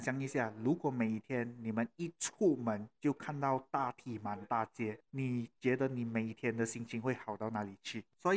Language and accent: Chinese; Malaysia; 我们马来西亚这边